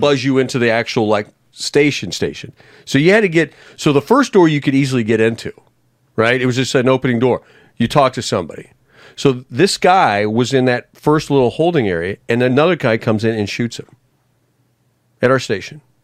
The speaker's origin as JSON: {"language": "English", "town": "Arlington", "region": "Texas", "country": "United States", "tie": "born or raised there", "also_born_or_lived": "Missouri / Detroit, Michigan / Nashville, Tennessee", "moved": "as an adult", "lives_now": "Philadelphia, United States", "said": "growing up in Arlington, Texas"}